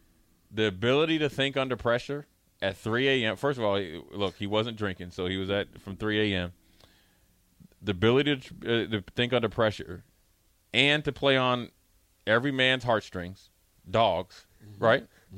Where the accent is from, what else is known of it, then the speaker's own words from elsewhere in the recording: Frederick, Maryland, United States; Frederick, Maryland, my hometown, Frederick, Maryland's own.